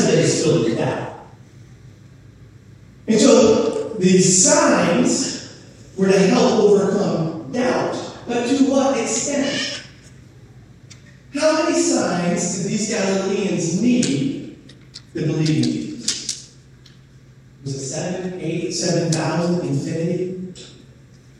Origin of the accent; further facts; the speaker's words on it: New Hampshire, United States; I grew up in New Hampshire